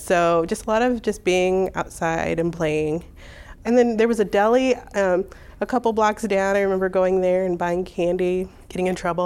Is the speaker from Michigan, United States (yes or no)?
no; Hammond, Indiana, United States; also born or lived in Munster, Indiana; I grew up in Hessville in Hammond, Indiana, uh, that neighborhood in Hammond